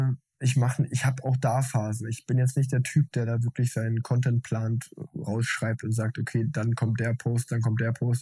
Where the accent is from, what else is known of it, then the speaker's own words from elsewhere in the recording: Unna, North Rhine-Westphalia, Germany; ich bin in Unna groß geworden, so eine kleine Stadt in Westfalen